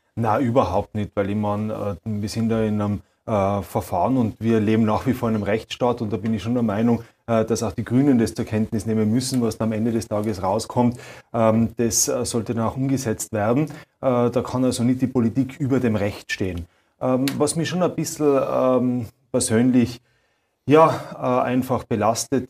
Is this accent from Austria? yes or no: yes; Austria; Bei uns in Österreich mit diesem Spendierfeudalismus